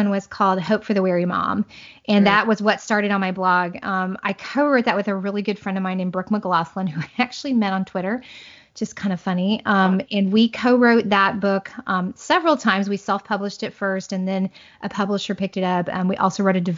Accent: Southern Indiana, United States; moved away as an adult; also born or lived in Central Florida; now in Florida, United States; I'm a Hoosier girl. I grew up in Southern Indiana, small town girl, but we currently live in Central Florida

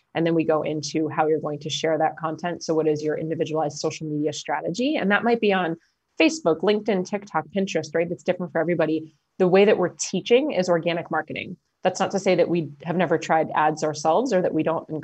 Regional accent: New Jersey, United States; I'm from New Jersey.

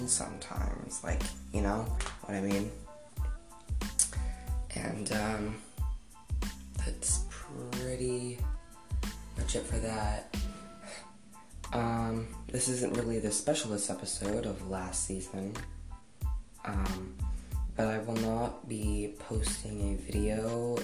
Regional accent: Denver, Colorado, United States; I had to move back to my hometown, Denver, Colorado

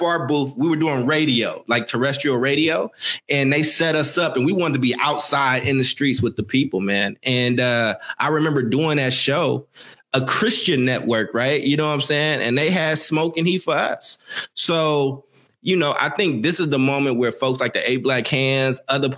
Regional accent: Oakland, California, United States; also born or lived in Maywood, Illinois; I'm from Oakland

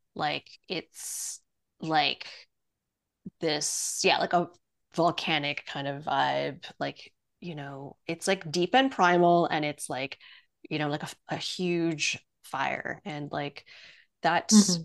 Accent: Montreal, Quebec, Canada; also born or lived in Penang, Malaysia; I was born in in Malaysia in Penang and we moved when I was like 3 um, to Montreal

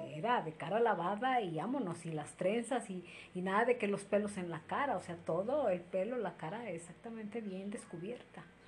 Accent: Izúcar de Matamoros, Puebla, Mexico; Soy originaria de Izúcar de Matamoros y actualmente resido en Izúcar de Matamoros

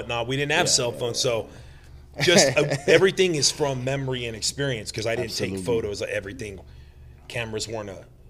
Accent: Palm Springs, California, United States; born or raised there; also born or lived in New Jersey

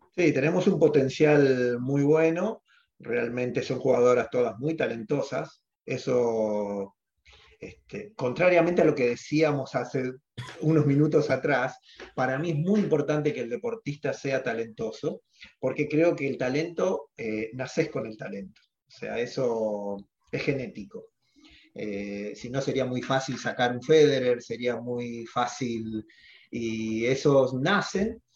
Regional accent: Argentina; los argentinos somos deportistas

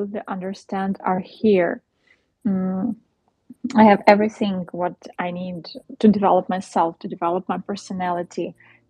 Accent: Ukraine; where are you from? Ukraine

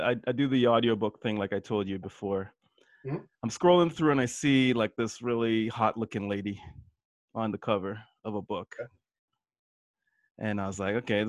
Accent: Toronto, Ontario, Canada; we're from Toronto.

